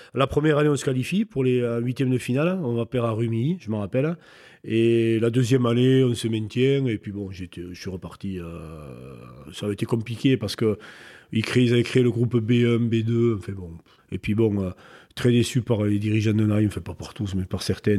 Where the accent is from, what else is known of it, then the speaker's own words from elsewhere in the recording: Nay, Nouvelle-Aquitaine, France; j'ai grandi à Naï